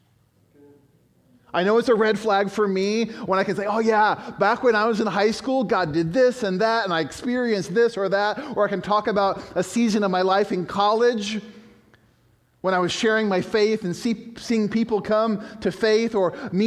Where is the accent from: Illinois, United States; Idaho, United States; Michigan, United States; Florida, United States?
Illinois, United States; Chicago; I was born in Chicago.